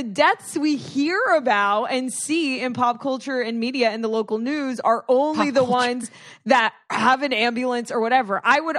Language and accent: English; Florida, United States; I'm from Florida.